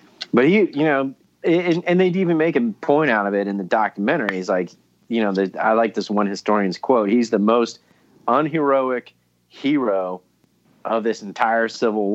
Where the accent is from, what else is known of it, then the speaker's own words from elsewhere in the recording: Ohio, United States; I'm from Ohio